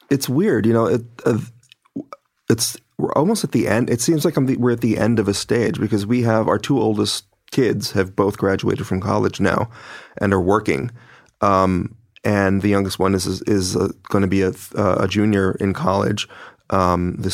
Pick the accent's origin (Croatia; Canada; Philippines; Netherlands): Philippines; because as I said before, I'm Filipino